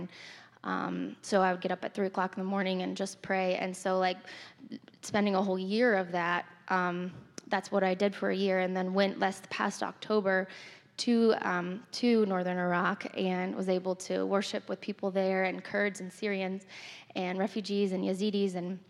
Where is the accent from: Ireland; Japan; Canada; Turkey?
Turkey; I, as many of you know, I grew up in Turkey, and I just always have had a heart for the Middle East